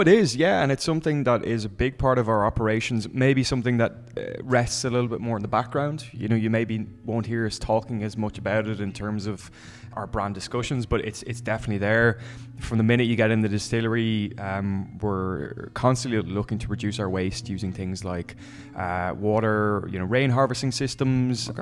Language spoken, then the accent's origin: English; Dublin, Leinster, Ireland; I'm from Dublin